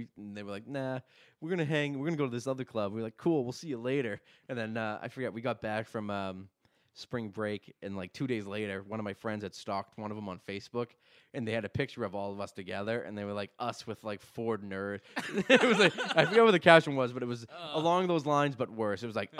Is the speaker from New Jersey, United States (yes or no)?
yes; New Jersey, United States; I'm from New Jersey.